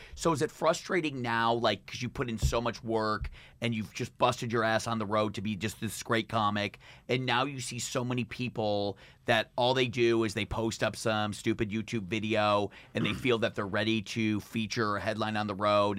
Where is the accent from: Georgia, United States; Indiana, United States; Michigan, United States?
Michigan, United States; I grew up in Michigan